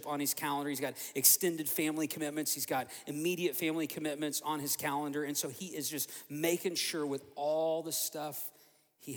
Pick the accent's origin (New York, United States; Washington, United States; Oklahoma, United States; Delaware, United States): Oklahoma, United States; moved away as an adult; also born or lived in Joliet, Illinois; now in Fort Myers, United States; we were both born in Oklahoma, born and raised in Oklahoma